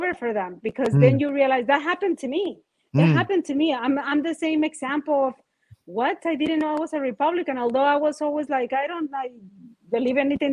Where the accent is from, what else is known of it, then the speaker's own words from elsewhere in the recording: Mexico; now in Miami, United States; I come from Mexico. When I moved, I was very young